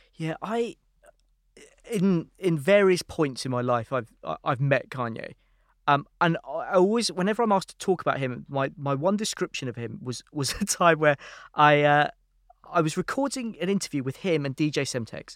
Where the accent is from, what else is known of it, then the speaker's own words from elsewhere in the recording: London, United Kingdom; also born or lived in San Francisco; I was from London